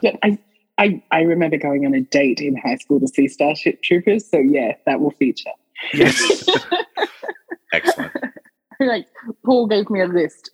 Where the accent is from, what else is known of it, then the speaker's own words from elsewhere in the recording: Australia; the Australian